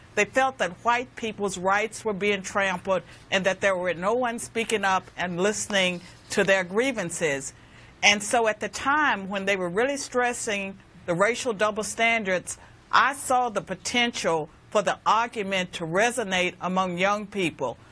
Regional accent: Virginia, United States; Virginia is my home state

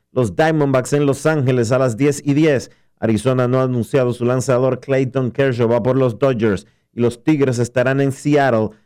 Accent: Dominican Republic

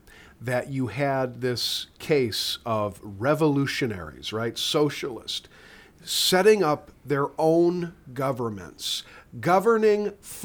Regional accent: Wisconsin, United States; moved away; I came back to Wisconsin, my home state, in July.

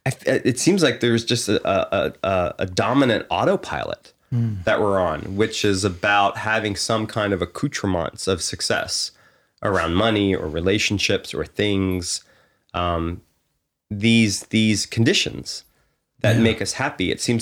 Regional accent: Pennsylvania, United States; I grew up on the East Coast in the suburbs of Philadelphia.

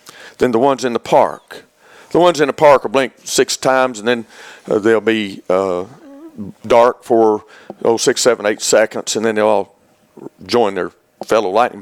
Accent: Auburn, Alabama, United States; moved away as an adult; also born or lived in Oak Ridge, Tennessee; I grew up in Auburn, Alabama, and went to Auburn and got a degree in fisheries down there

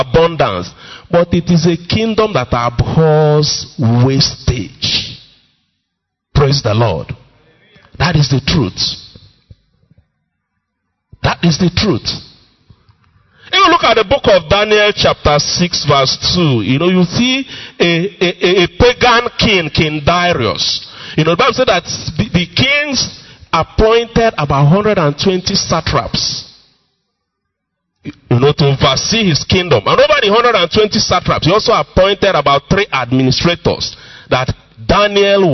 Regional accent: Enugu-Ezike, Enugu State, Nigeria; moved away; my hometown, you know, Umuahu, Enugu, Ezike

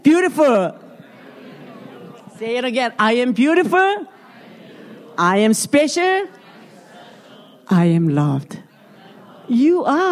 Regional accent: South Korea; English is a second language; moved away; I'm from Korea

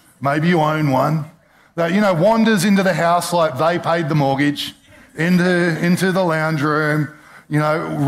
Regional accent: Australia; as one Australian to another

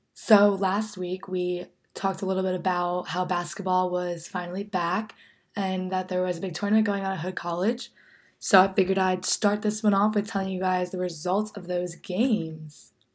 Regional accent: New Jersey, United States; moved away as an adult; now in Frederick, United States; my hometown that I miss so much

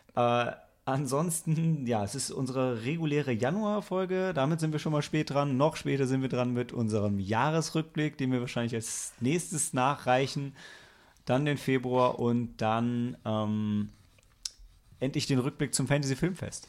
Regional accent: Lilienthal, Lower Saxony, Germany; ich bin aus Lilienthal bei Bremen

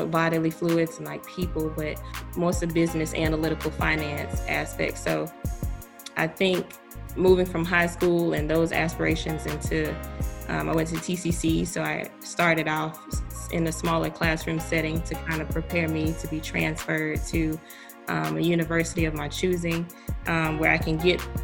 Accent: Tallahassee, Florida, United States; also born or lived in Orlando, Florida; I'm from Tallahassee, Florida

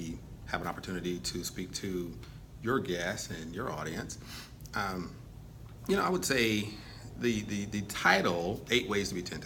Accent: Texas, United States; moved away as an adult; also born or lived in England; I grew up in Texas, got 2 brothers

